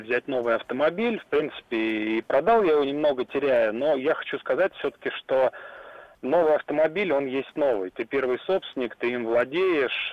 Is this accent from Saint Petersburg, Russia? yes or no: no; Tula, Tula Oblast, Russia; город Тула